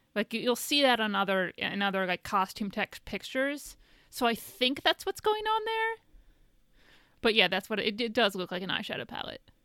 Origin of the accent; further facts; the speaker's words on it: Indiana, United States; moved away; I'm from Indiana